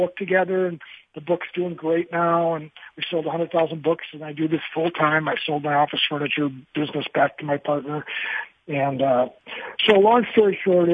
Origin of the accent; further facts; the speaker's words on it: Milwaukee, Wisconsin, United States; I'm from Milwaukee, Wisconsin